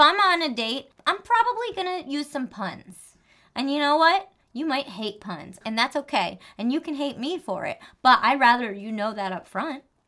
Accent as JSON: {"language": "English", "region": "New Jersey", "country": "United States", "said": "I'm from New Jersey. I have a little accent sometimes"}